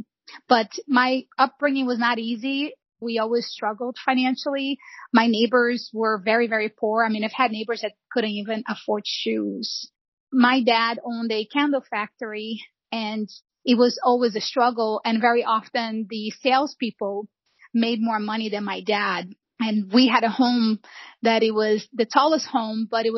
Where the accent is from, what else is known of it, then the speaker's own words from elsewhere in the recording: Rio de Janeiro, Brazil; also born or lived in São João de Meriti; now in United States; I was born and raised in Rio de Janeiro